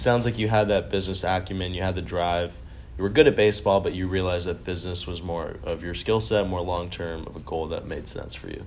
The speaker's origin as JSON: {"language": "English", "area": "Orange County", "region": "California", "country": "United States", "tie": "born or raised there", "said": "where I grew up in Orange County"}